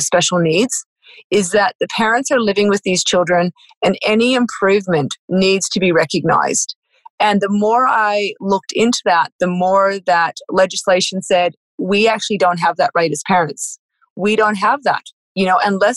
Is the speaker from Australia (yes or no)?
yes; Australia; I'm a farmer from Australia